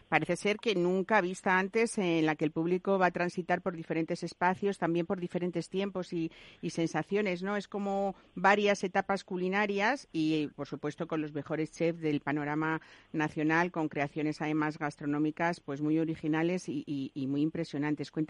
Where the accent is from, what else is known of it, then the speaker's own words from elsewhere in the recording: Castilla-La Mancha, Spain; Hay mucha gente que lo sabe y otra que no, pero yo soy castellano manchega y me encanta hablar de estos temas.